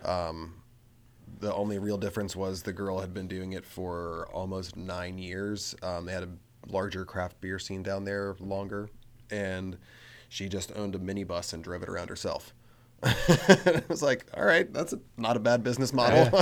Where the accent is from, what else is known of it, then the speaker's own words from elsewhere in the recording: Frederick, Maryland, United States; I'm from Frederick